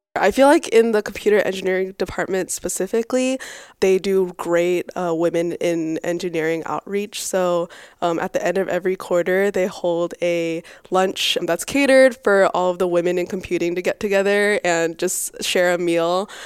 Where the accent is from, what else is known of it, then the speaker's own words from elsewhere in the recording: Boise, Idaho, United States; now in California, United States; I grew up in Boise, Idaho.